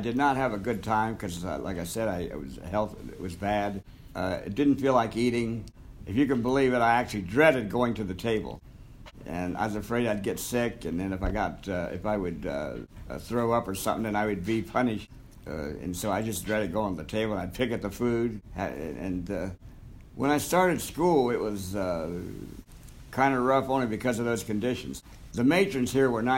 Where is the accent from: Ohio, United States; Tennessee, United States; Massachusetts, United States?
Ohio, United States; Marion; I was born in 1938 in Marion, Ohio. And at 6 months, I was abandoned overnight on the doorsteps of the Marion County Children's Home